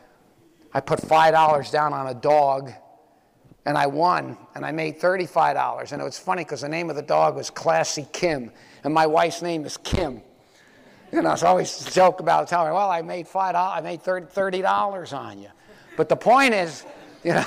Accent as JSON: {"language": "English", "town": "Miami Beach", "region": "Florida", "country": "United States", "tie": "born or raised there", "said": "I grew up on Miami Beach"}